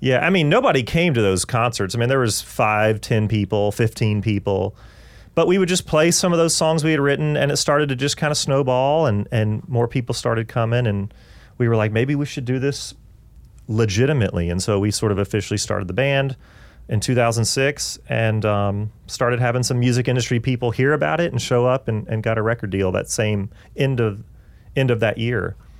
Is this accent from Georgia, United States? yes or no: yes; Augusta, Georgia, United States; moved away as an adult; also born or lived in Atlanta, Georgia; now in Nashville, United States; we grew up in Augusta, Georgia together